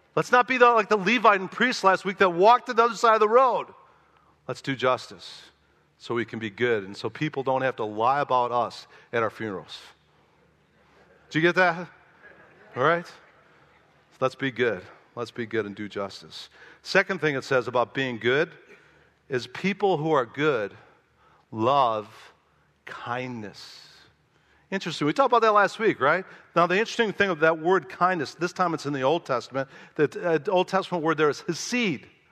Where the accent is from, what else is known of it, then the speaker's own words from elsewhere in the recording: Chicago, Illinois, United States; I was from Chicago, never been to pig farm my whole life